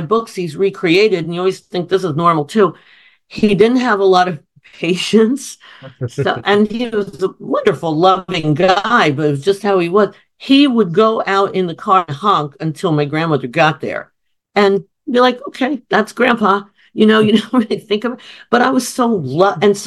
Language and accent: English; Summit, New Jersey, United States; where we lived in Summit, New Jersey